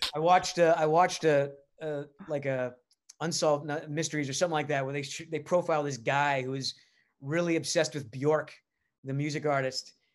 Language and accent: English; Rhode Island, United States; moved away; I'm from Rhode Island